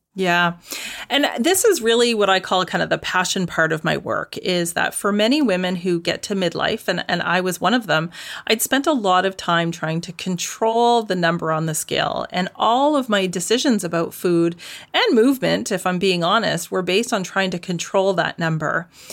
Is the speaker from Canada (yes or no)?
yes; Canada; now in Netherlands; I'm currently living in the Netherlands, but I am Canadian, proudly.